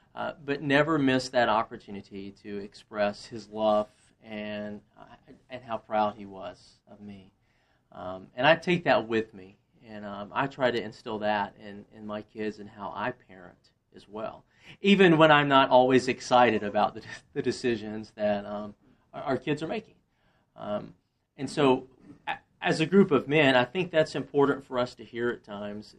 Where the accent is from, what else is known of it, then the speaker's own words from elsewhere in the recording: Monroe, Louisiana, United States; moved away as an adult; also born or lived in Slidell, Louisiana / Woodstock; now in Roswell, United States; I grew up in Monroe